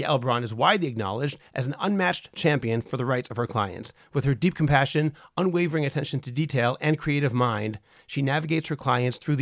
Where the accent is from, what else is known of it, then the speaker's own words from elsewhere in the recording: Boston, Massachusetts, United States; I'm from Boston